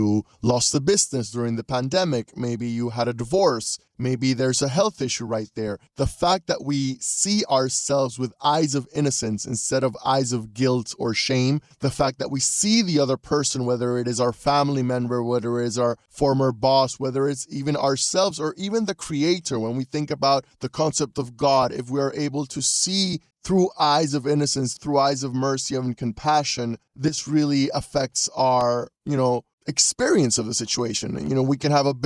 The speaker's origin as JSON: {"language": "English", "town": "Panama City", "region": "Panamá", "country": "Panama", "said": "I'm a coach from Panama City, Panama"}